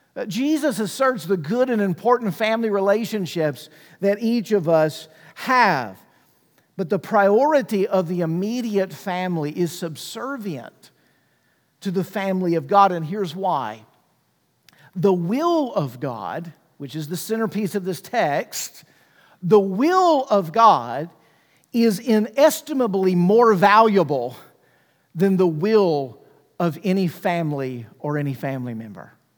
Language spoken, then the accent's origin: English; Mississippi, United States; I grew up in Mississippi